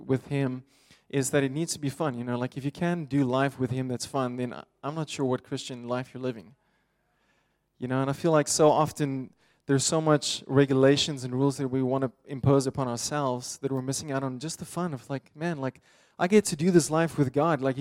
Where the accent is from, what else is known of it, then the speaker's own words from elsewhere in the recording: Pretoria, Gauteng, South Africa; I grew up in Pretoria, South Africa.